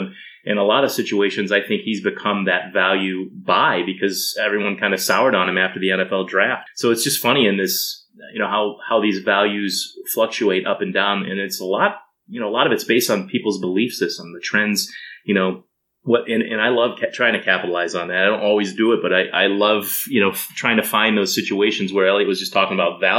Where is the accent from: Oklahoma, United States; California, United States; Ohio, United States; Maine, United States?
Ohio, United States; Cleveland; I grew up near Cleveland